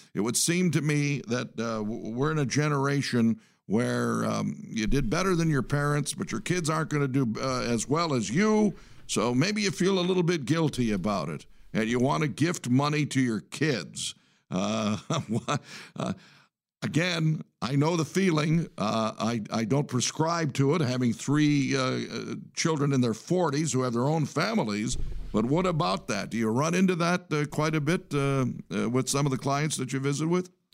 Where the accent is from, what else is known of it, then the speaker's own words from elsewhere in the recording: Detroit, Michigan, United States; I'm from the Detroit area